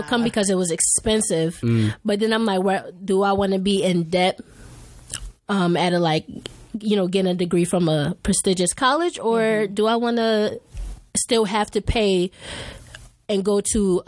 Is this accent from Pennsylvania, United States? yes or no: yes; Philadelphia, Pennsylvania, United States; moved away; I'm from Philadelphia.